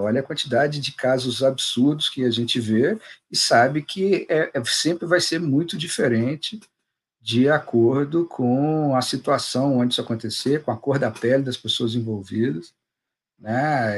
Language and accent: Portuguese; Juiz de Fora, Minas Gerais, Brazil; eu sou de Juiz de Fora, né? cidade mineira, coladinha no Rio, mas mineiro, sou, sou o cara mais mineiro que eu conheço.